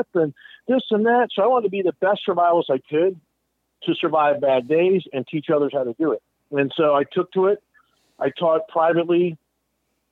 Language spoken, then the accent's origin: English; New Jersey, United States; I grew up in North Jersey outside New York City in pretty tough Italian neighborhoods